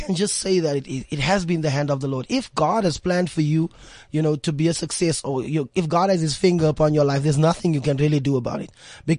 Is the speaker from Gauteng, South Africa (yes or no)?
yes; Eldorado Park, Gauteng, South Africa; Okay, for me, I mean, Eldorado Park, you know, it's renowned for gangsterism, renowned for, you know, drug abuse and all of those kind of things happening there. It was a challenge, you know, being raised by a single parent.